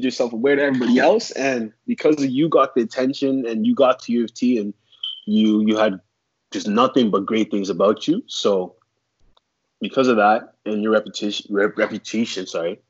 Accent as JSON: {"language": "English", "town": "Toronto", "region": "Ontario", "country": "Canada", "tie": "born or raised there", "also_born_or_lived": "Sudbury, Ontario", "said": "Born and raised in Toronto, Ontario, but I moved to Sudbury, Ontario when I was about, 10 maybe"}